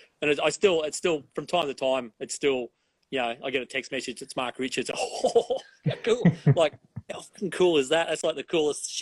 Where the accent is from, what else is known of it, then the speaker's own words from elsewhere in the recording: Forster, New South Wales, Australia; I grew up in Foster, which was really mellow and, you know, and laid back